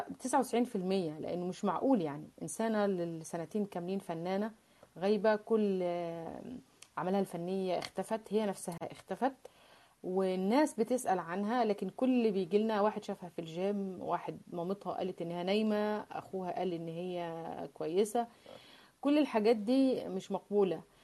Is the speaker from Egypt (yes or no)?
yes; Mansoura, Dakahlia, Egypt; now in France; أنا من ريف المصري يعني، أنا من المنصورة